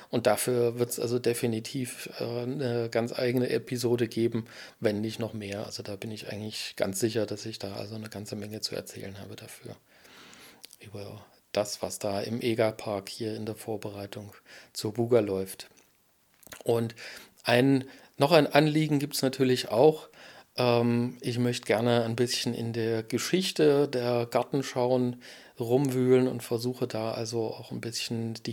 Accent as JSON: {"language": "German", "town": "Erfurt", "region": "Thuringia", "country": "Germany", "tie": "born or raised there", "said": "Als Erfurter habe ich natürlich Erfurt-Geschichten zu erzählen. Also ich liebe und äh, mag meine Heimatstadt Erfurt sehr als Blumenstadt"}